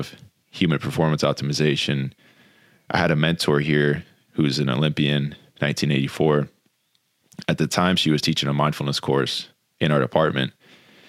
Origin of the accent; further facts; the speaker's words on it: Jupiter, Florida, United States; Growing up in Jupiter Beach, Florida